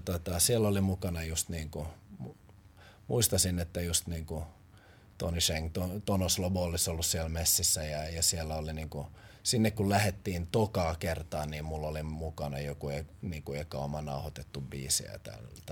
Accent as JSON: {"language": "Finnish", "town": "Helsinki", "region": "Uusimaa", "country": "Finland", "tie": "born or raised there", "also_born_or_lived": "Porvoo", "moved": "yes", "said": "olen tuot Pakilasta kotoisin"}